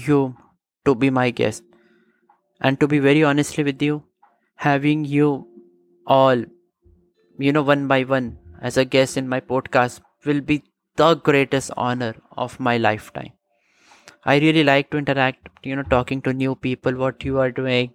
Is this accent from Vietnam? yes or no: no; India; my home country, India.